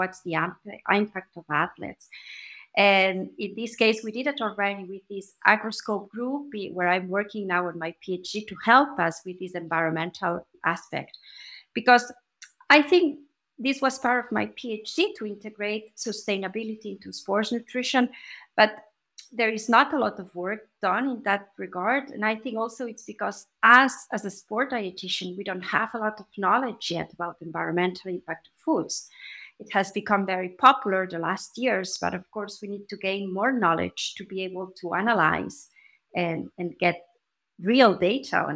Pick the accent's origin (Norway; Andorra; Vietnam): Andorra; moved away as an adult; now in Zurich, Switzerland; I am originally from Andorra